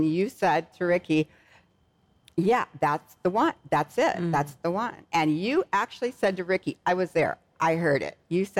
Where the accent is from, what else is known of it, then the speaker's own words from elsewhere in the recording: West Coast, United States; I was from West Coast girl or lived on the East Coast